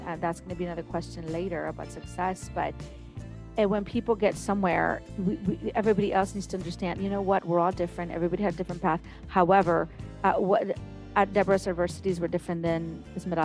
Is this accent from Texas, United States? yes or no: yes; Mission, Texas, United States; I'm from Mission as well. Used to walk to HB, walk to Foy's. I lived in downtown Mission.